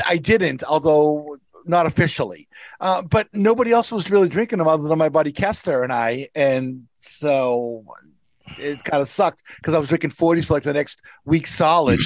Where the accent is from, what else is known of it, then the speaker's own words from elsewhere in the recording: Somerville, Massachusetts, United States; moved away; where I grew up in Somerville